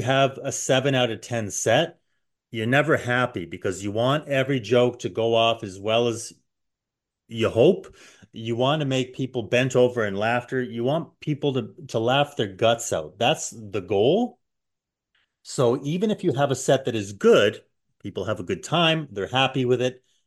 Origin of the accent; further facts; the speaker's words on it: Canada; as a Canadian